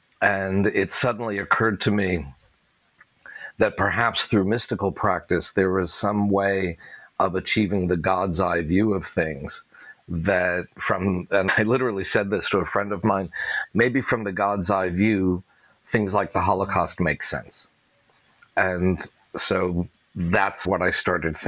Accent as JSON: {"language": "English", "region": "New England", "country": "United States", "tie": "born or raised there", "moved": "yes", "lives_now": "New York, United States", "said": "a middle-class, non-Orthodox Jewish, let alone gay kid growing up in New England"}